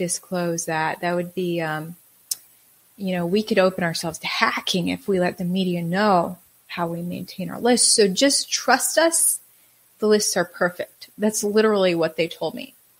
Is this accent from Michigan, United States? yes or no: no; Wisconsin, United States; now in Texas, United States; I'm originally from Wisconsin